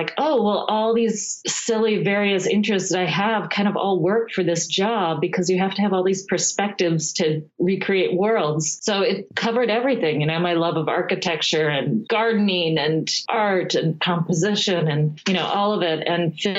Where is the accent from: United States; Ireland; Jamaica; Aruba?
United States; Midwest; moved away as an adult; also born or lived in New York; I grew up in the Midwest